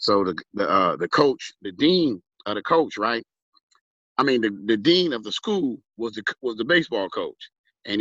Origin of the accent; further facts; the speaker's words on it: Los Angeles, California, United States; Born and raised, baby. Hollywood Presbyterian Hospital